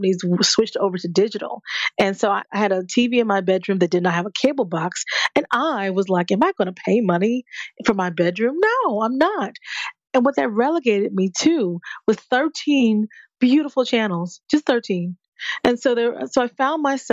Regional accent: New Jersey, United States; moved away; I'm from Jersey originally

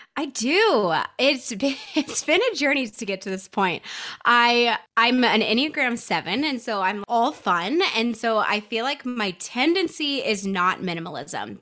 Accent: Nashville, Tennessee, United States; now in Denver, United States; I grew up in Nashville. So I grew up in the Southeast, but I currently reside in Denver, Colorado

